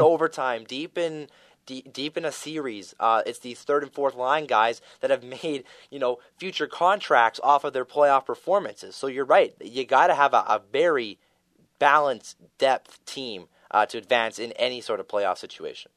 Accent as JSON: {"language": "English", "country": "Canada", "said": "We're Canadian"}